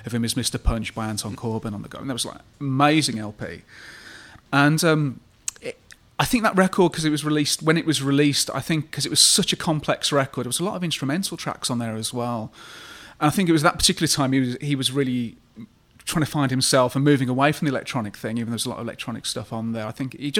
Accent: Birmingham, West Midlands, United Kingdom; growing up in Birmingham

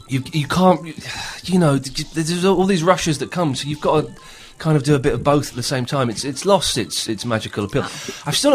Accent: London, United Kingdom; accent: American; I said, "No, I was born in England. I'm English, but I've just got this accent somehow. I don't know how."

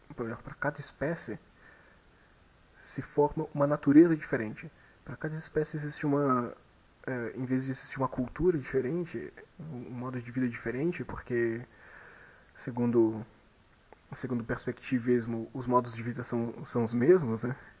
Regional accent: Brazil; pela gente como brasileiros

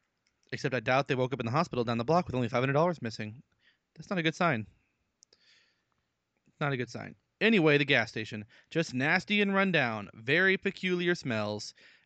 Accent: Arkansas, United States; Happened literally minutes ago in my home state of Arkansas.

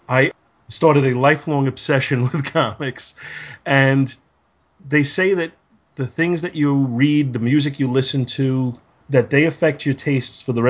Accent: New York City, New York, United States; now in Long Island, United States; I hail from New York City, but I no longer live there

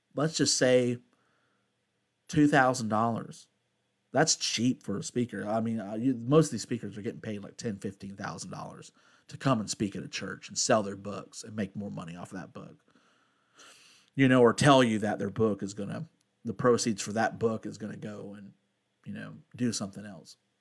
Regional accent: United States

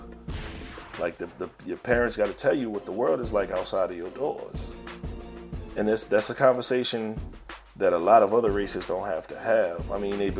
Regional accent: New Orleans, Louisiana, United States; also born or lived in Baton Rouge; I grew up in New Orleans East, mostly, a little bit in Baton Rouge

